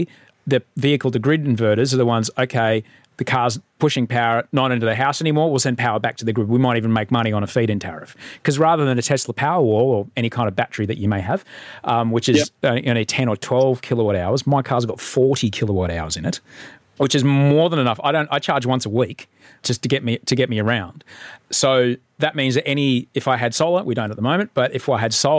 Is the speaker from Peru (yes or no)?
no; Queensland, Australia; I'm Queenslander